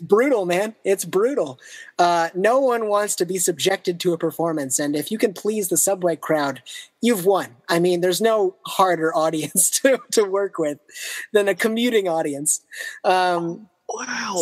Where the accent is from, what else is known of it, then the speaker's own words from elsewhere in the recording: outside of Boston, Massachusetts, United States; also born or lived in Japan; now in Brooklyn, United States; I grew up outside of Boston